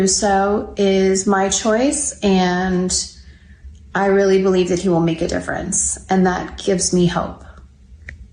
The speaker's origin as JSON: {"language": "English", "town": "Los Angeles", "region": "California", "country": "United States", "tie": "born or raised there"}